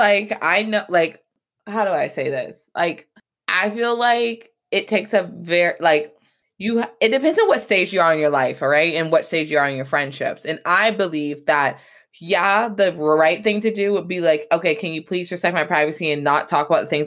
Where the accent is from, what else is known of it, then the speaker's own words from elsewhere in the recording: Atlanta, Georgia, United States; I grew up in Atlanta, Georgia